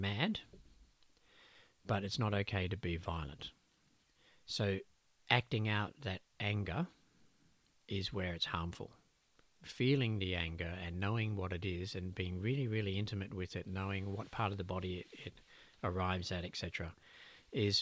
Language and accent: English; Australia; Growing up as an Aussie boy